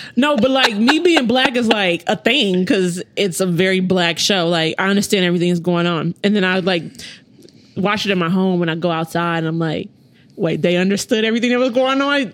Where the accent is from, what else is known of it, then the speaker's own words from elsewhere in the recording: United States; grew up um, on the east side.